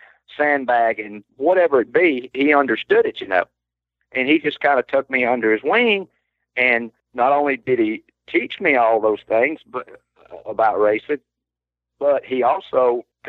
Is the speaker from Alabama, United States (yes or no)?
yes; Alabama, United States; I was from Alabama.